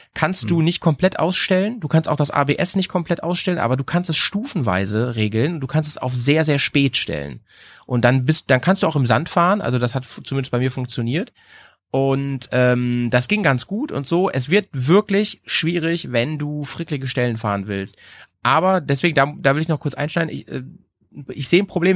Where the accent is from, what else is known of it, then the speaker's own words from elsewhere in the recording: near Hanover, Lower Saxony, Germany; now in Bremen, Germany; in meiner alten Heimat, ne, wo ich herkomme, in der Nähe von Hannover